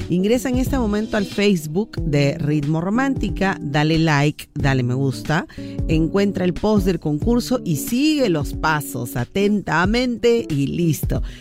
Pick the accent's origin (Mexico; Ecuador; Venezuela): Venezuela; now in San Martín de Porres, Peru; de San Martín de Porres. Hola, María, ¿qué tal? Yo soy venezolana y conocí a un peruano por internet.